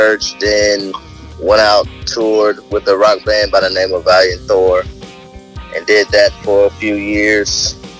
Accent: North Carolina, United States; moved away as an adult; now in Maryland, United States; Well, I grew up in North Carolina. So I moved up here probably about a year ago.

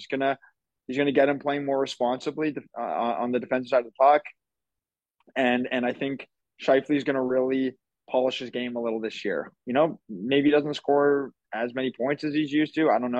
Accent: Winnipeg, Manitoba, Canada; that's my hometown.

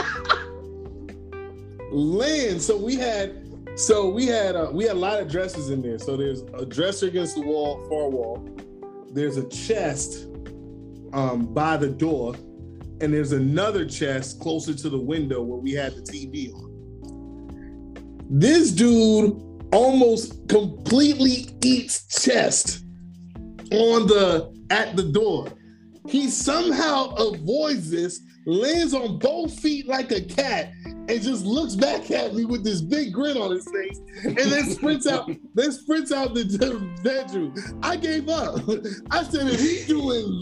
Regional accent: New York City, New York, United States; where we grew up in New York, we grew up in Brooklyn in this building.

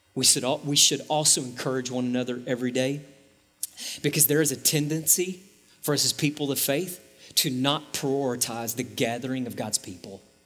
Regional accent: East Texas, United States; also born or lived in Dallas–Fort Worth Metroplex; now in Dallas–Fort Worth, United States; I grew up in East Texas where to get to Walmart was like take a right and then take a left.

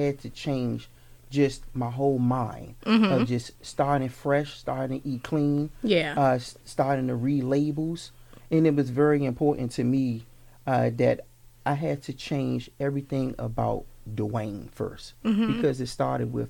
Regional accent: Washington, District of Columbia, United States; moved away; also born or lived in Landover, Maryland; I'm actually born and raised in Washington, D.C., Southeast.

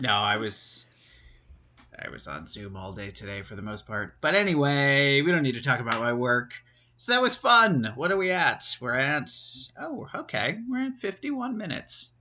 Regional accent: New York City, New York, United States; growing up around New York City

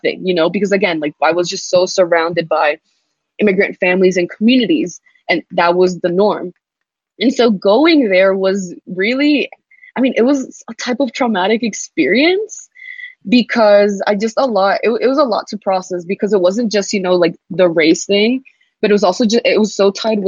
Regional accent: New York City, New York, United States; also born or lived in Abu Dhabi; I was specifically born and raised in Jamaica, Queens.

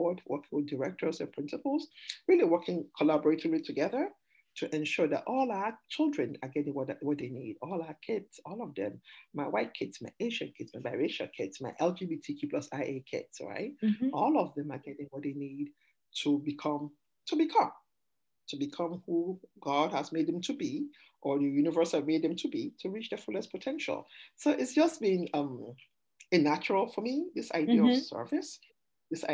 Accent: Sierra Leone; also born or lived in Massachusetts, United States; now in Arizona, United States; I'm an immigrant from Sierra Leone.

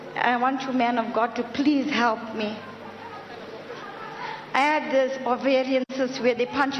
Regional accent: South Africa; I'm from South Africa.

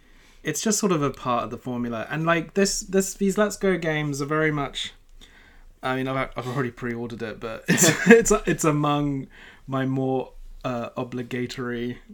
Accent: United Kingdom; as British boys

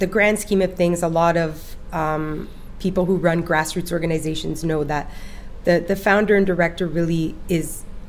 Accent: Toronto, Ontario, Canada; also born or lived in Nepal / Italy; In my hometown of Toronto, this is where I was born

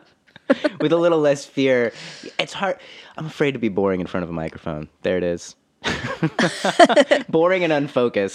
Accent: Fresno, California, United States; also born or lived in Los Angeles; now in Nashville, United States; my hometown of Fresno

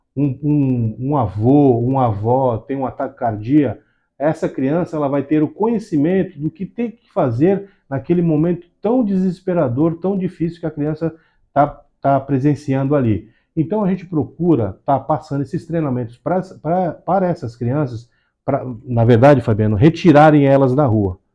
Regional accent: Brazil; Eu sou nascido e criado aqui na Zona Noroeste

